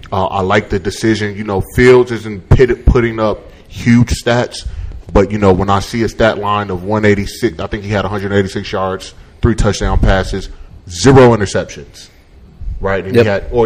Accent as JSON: {"language": "English", "region": "Illinois", "country": "United States", "tie": "born or raised there"}